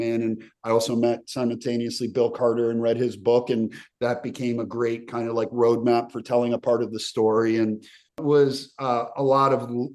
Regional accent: Slovenia; moved away; also born or lived in Yugoslavia; I'm from the region. I have a Croatian father, Serbian mother, Albanian wife. I was born in Slovenia, so I grew up in the former Yugoslavia, and then I moved away

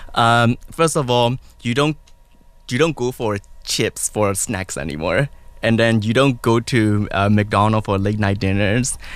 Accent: Myanmar; moved away; I'm original from Burma

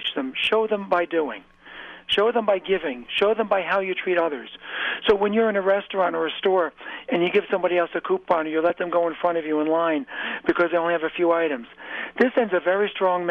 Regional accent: New York, United States; I grew up about an hour and a half north of New York City

